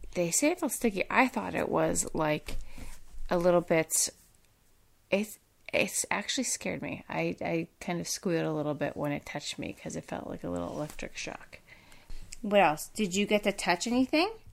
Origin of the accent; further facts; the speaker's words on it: Pennsylvania, United States; I'm from Pennsylvania